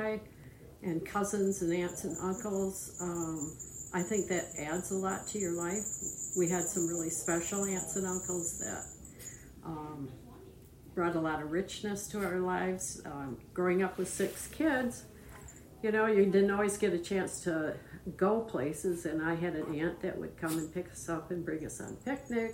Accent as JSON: {"language": "English", "town": "Grand Rapids", "region": "Michigan", "country": "United States", "tie": "born or raised there", "also_born_or_lived": "South Carolina", "said": "I grew up in Grand Rapids, Michigan. I was born there, and I've lived there most of my life"}